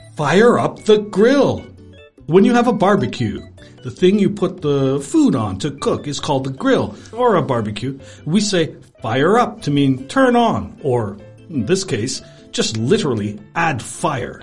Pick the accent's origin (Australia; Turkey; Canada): Canada; I'm Canadian